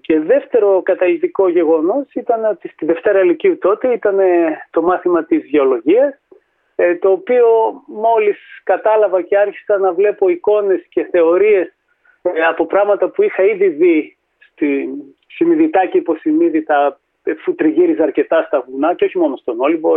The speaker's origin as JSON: {"language": "Greek", "town": "Thessaloniki", "region": "Central Macedonia", "country": "Greece", "tie": "born or raised there", "said": "γεννήθηκα και μεγάλο στη Θεσσαλονίκη"}